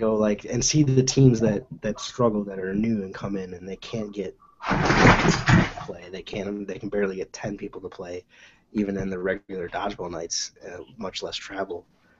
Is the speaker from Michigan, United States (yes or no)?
yes; Michigan, United States; Like, we're all from Michigan